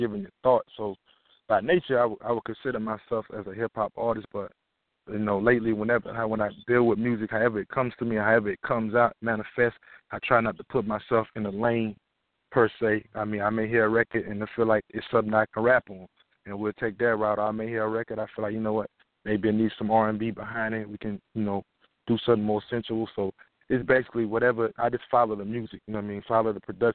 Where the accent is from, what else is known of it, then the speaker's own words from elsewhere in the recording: Baton Rouge, Louisiana, United States; moved away; I grew up in South Baton Rouge, Louisiana